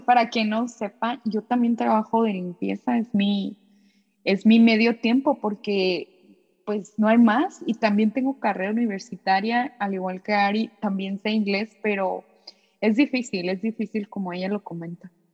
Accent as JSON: {"language": "Spanish", "country": "Mexico", "moved": "as an adult", "lives_now": "Japan"}